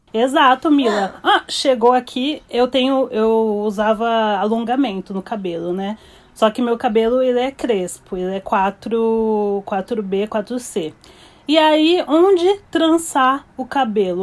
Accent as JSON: {"language": "Portuguese", "town": "Barueri", "region": "São Paulo", "country": "Brazil", "moved": "as an adult", "lives_now": "New York, United States", "said": "Eu sou de São Paulo, Barueri, Zona Oeste."}